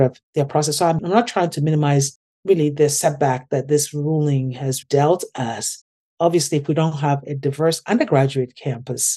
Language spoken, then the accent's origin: English; Ghana; now in United States; my experience growing up in Ghana